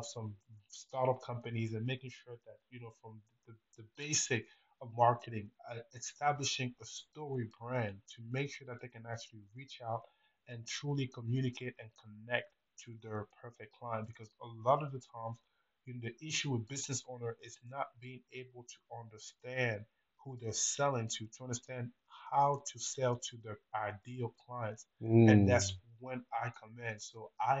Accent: Cameroon; moved away as an adult; now in United States; Originally I was born in Cameroon, which is in Central Africa, and I decided to, move to America to pursue a career in business.

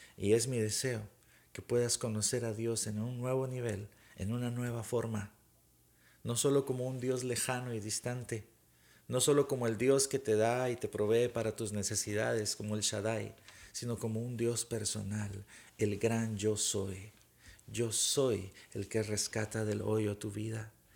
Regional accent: Guatemala; cuando estaba pequeño, tendría unos ocho años tal vez, eh, en Guatemala

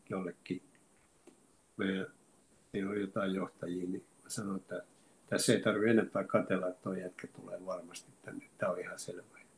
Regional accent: Oulu, North Ostrobothnia, Finland; mulla Oulussa on hyviä kavereita ja kun me ollaan sieltä lähtöisin.

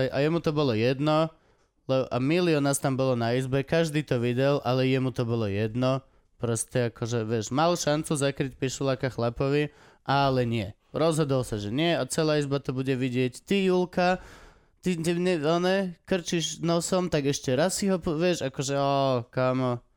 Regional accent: eastern Slovakia, Slovakia; Lebo som z východu.

